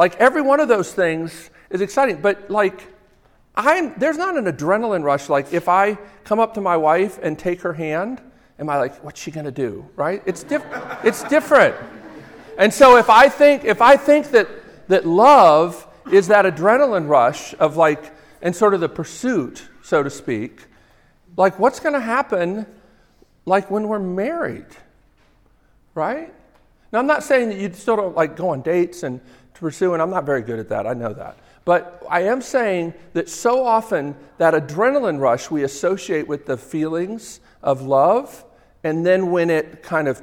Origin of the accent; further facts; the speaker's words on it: Northeast, United States; accent: New Jersey; I grew up in the Northeast.